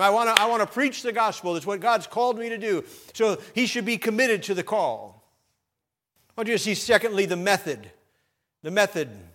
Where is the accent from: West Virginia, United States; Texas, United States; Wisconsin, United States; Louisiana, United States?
Wisconsin, United States; Sheboygan; as a boy growing up in Sheboygan, Wisconsin